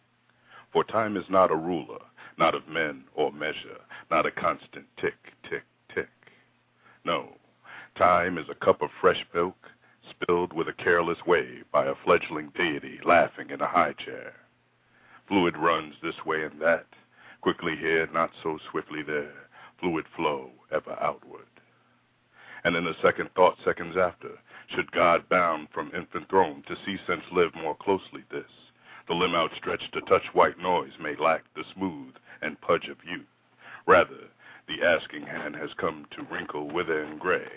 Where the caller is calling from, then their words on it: Central Florida, United States; I'm calling from Central Florida